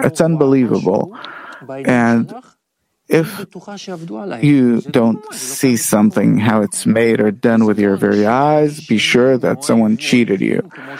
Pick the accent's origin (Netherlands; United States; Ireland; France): France; now in Israel; because wherever I go, for example, they hear my accent. Ah, he's French, so, you know, let's cheat him a bit here, a bit there.